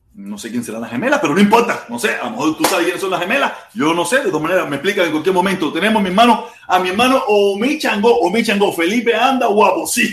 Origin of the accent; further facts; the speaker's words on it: Cuba; todos los que nacimos en Cuba